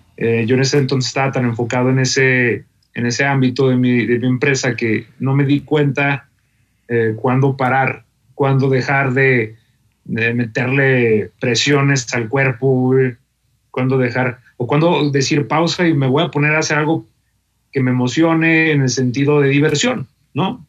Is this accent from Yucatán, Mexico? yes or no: no; Torreón, Coahuila, Mexico; moved away as an adult; also born or lived in Monterrey; now in Querétaro, Mexico; yo soy de Torreón, Coahuila. Nací allá y estuve prácticamente toda mi infancia y la adolescencia.